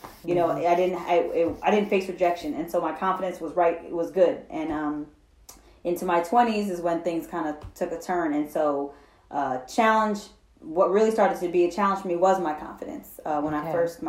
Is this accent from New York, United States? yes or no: yes; Hudson, New York, United States; I'm from Hudson, New York.